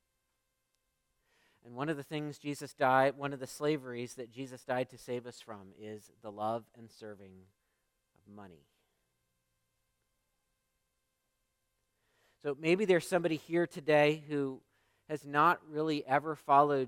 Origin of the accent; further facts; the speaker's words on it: United States; as American Christians